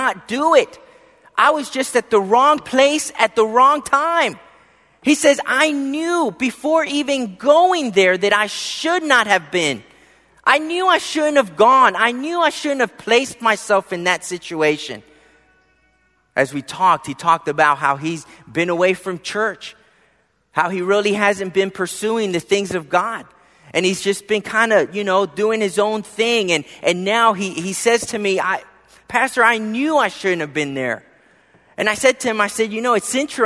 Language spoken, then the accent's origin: English; Philadelphia, Pennsylvania, United States; growing up in Philadelphia